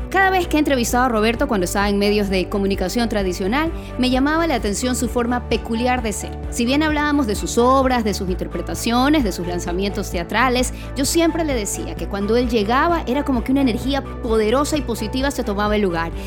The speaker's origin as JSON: {"language": "Spanish", "town": "Guayaquil", "region": "Guayas", "country": "Ecuador", "said": "Soy guayaquileña"}